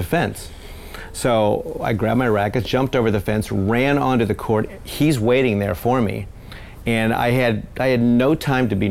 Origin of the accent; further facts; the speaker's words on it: St. Louis, Missouri, United States; I grew up in St. Louis. I started there when I was 6 years old.